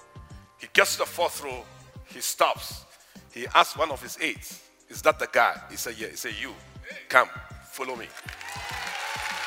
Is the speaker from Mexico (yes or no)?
no; Ghana; I come from Africa. Do you know Ghana